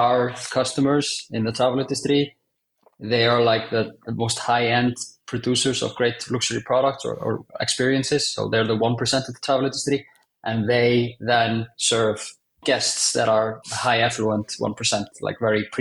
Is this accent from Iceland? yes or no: yes; Iceland; Was very fortunate to work in my home country of Iceland